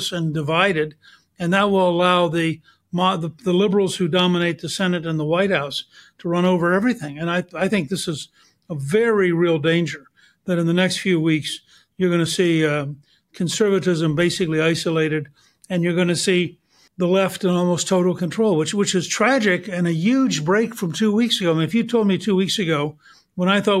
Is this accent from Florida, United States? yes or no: no; Georgia, United States; I'm from Georgia